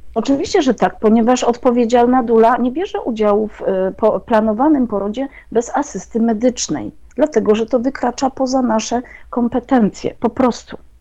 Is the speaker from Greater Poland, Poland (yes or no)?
no; Jadowniki, Lesser Poland, Poland; o jadownikach, o mojej wsi położonej 60 km na wschód od Krakowa